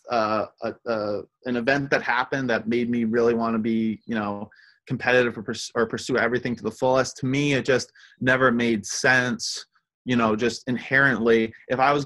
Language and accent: English; Rhode Island, United States; also born or lived in Argentina; We grew up in Rhode Island